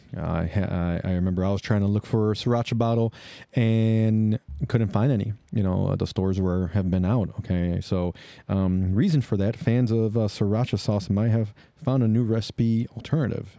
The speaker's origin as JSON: {"language": "English", "town": "Chicago", "region": "Illinois", "country": "United States", "said": "I am from Chicago"}